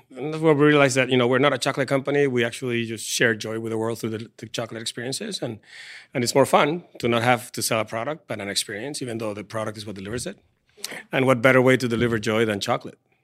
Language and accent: English; Venezuela; moved away as an adult; also born or lived in Paris; now in San Diego, United States; I'm from Venezuela